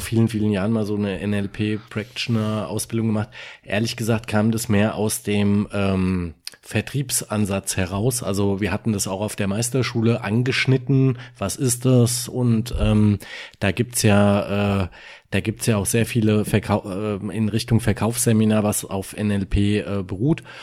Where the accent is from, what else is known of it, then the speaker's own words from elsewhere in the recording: Germany; bei uns in Deutschland